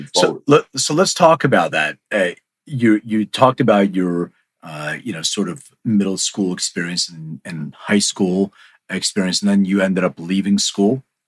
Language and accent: English; Philadelphia, Pennsylvania, United States; now in Los Angeles, United States; I'm from Philly. I live in LA, but I, I was raised in Philly